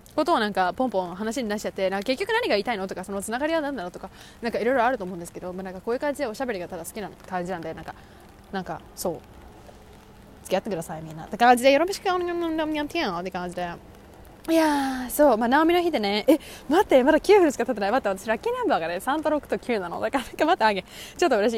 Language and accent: Japanese; Japan; 私も多分ずっと日本で育ってきた